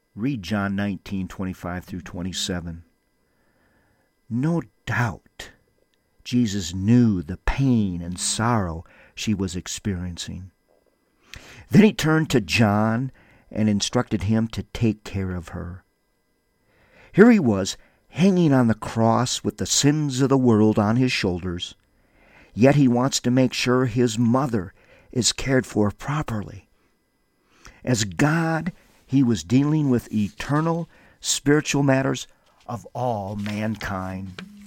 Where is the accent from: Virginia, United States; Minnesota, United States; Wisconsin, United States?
Minnesota, United States; Windom; now in Albuquerque, United States; Wyndham for a revival, my hometown that I love so much